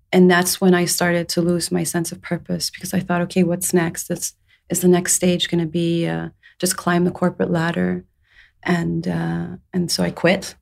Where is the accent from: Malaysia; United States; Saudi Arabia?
Saudi Arabia; moved away as an adult; also born or lived in England; I was born in England. I was raised in Saudi Arabia.